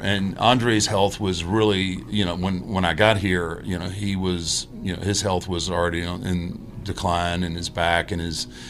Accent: Houston, Texas, United States; I grew up in Houston, so we had Houston wrestling with Paul Bosch.

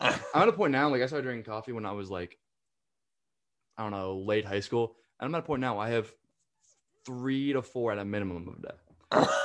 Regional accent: the North, Northeast, United States; moved away as an adult; now in South Carolina, United States; I'm from the north

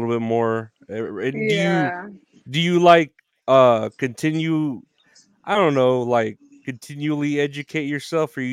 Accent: Uvalde, Texas, United States; now in San Antonio, United States; I was born and raised in Uvalde. I mean, I didn't move too far. I moved to San Antonio

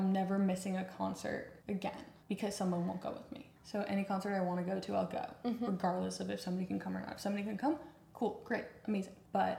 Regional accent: Long Island, New York, United States; So born and raised on Long Island, New York. Super close to the water.

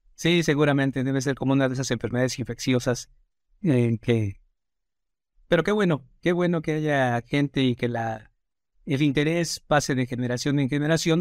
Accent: Mexico

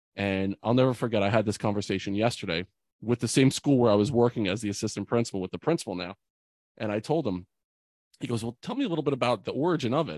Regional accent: Bordentown, New Jersey, United States; my hometown in Bordentown

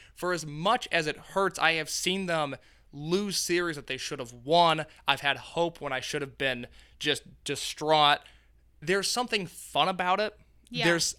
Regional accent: Indiana, United States; I'm from Indiana.

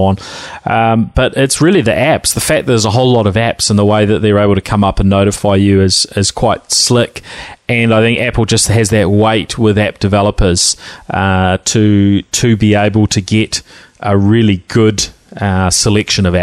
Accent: New Zealand; accent: Kiwi twang; my Kiwi twang

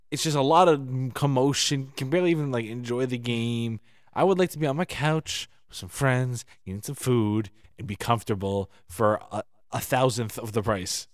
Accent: United States; as an American

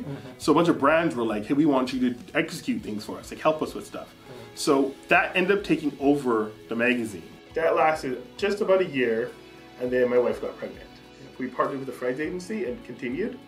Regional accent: Delta, British Columbia, Canada; we have a Trini background, but yeah, I'm from North Delta, I'm Canadian

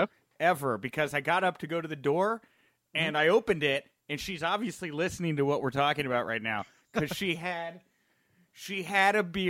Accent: Texas, United States; now in Chicago, United States; I'm a Texan.

